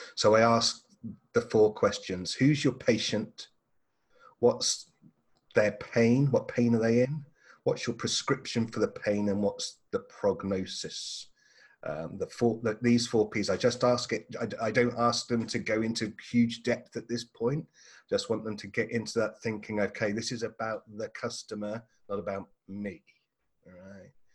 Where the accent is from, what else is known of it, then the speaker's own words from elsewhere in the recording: England, United Kingdom; moved away as an adult; now in Australia; I'm an Englishman, and uh, so Australia is a relatively new home for me